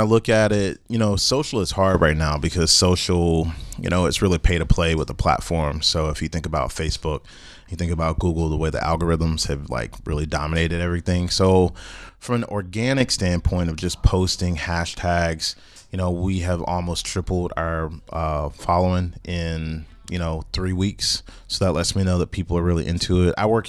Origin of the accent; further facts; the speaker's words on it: Greensboro, North Carolina, United States; I'm from North Carolina, so shout out to A&T and Bennett, because those are the colleges that were literally... in my neighborhood growing up as a kid, we would go on A&T's campus.